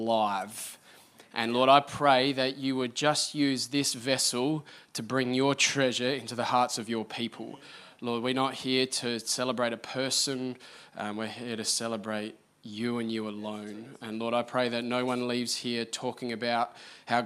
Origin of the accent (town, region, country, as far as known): Australia; now in Adelaide, Australia